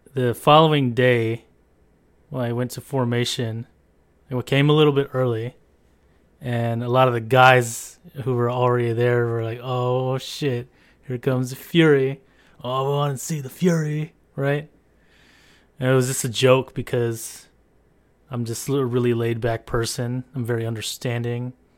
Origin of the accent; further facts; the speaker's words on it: San Diego, California, United States; I grew up in San Diego, California